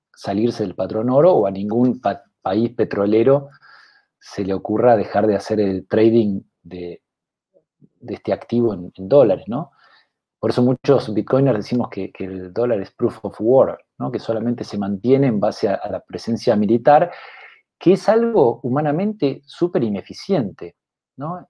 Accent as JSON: {"language": "Spanish", "country": "Argentina", "also_born_or_lived": "England", "said": "yo soy eh, argentino, economista"}